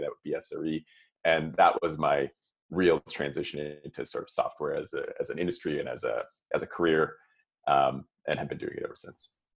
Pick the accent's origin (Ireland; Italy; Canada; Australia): Canada; Toronto, Ontario; moved away; I'm from Toronto originally, and my parents are there